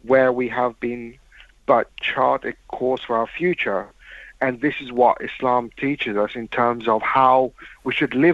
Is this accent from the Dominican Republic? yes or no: no; Mauritius; moved away; I was brought up in Mauritius.